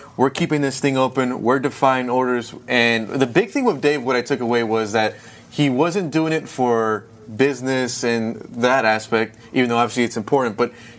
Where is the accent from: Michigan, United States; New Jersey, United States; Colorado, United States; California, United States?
California, United States; Antelope Valley; I started just interviewing all the restaurant owners in my hometown.